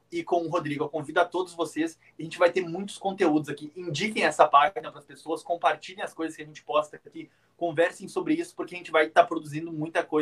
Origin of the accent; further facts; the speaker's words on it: Gravataí, Rio Grande do Sul, Brazil; born there; also born or lived in Candelária / Parobé; Eu nasci em Gravataí, morei em Candelária, morei em Parobé, uh, passo muitos dos meus, dias em Canoas, meus pais vieram de Candelária, a gente veio de Parobé mudando para cá.